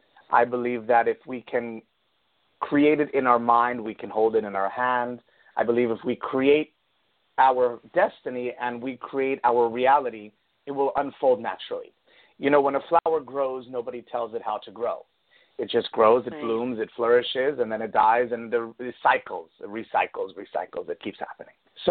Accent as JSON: {"language": "English", "region": "New York", "country": "United States", "tie": "born or raised there", "also_born_or_lived": "Italy / Connecticut", "moved": "as an adult", "lives_now": "Florida, United States", "said": "I'm originally from New York. I was born and raised in New York. I grew up in Italy, and I moved down to Florida 7 years ago."}